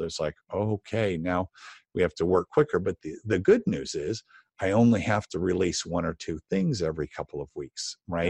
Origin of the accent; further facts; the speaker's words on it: Los Angeles, California, United States; I started painting Christmas windows, uh, in Los Angeles, uh, in high school